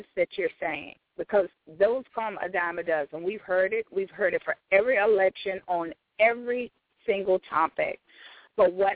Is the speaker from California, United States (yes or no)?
no; Georgia, United States; We love the fact that we're from Georgia